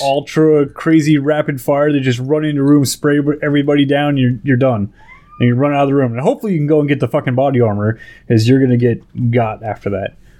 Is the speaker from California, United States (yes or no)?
yes; California, United States; I'm from California. I will say, hey, California is my home. That's where I was born and raised